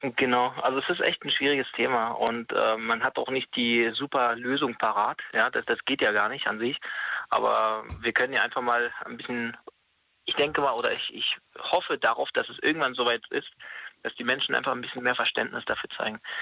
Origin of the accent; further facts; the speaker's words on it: Germany; wir als Deutsche